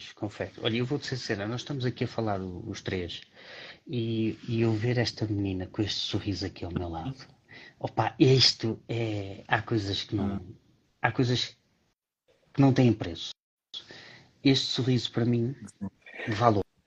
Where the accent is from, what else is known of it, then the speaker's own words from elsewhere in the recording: Porto, Porto District, Portugal; eu cresci no Porto